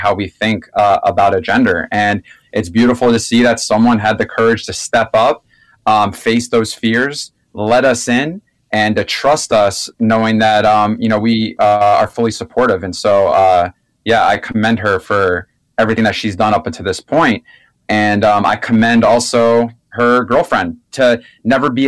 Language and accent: English; South Florida and Orlando, United States; I'm from South Florida and Orlando